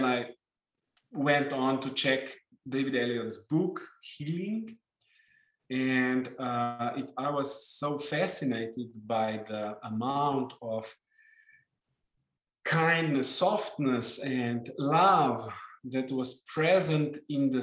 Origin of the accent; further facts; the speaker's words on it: Slovenia; first language Slovenian; English is a second language; in my native language, Slovenian